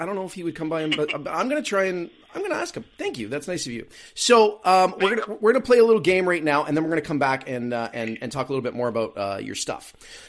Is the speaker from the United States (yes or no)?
no; Vancouver, British Columbia, Canada; moved away as an adult; now in Halifax, Canada; I'm from Vancouver originally, but I was born in Halifax. So I moved back.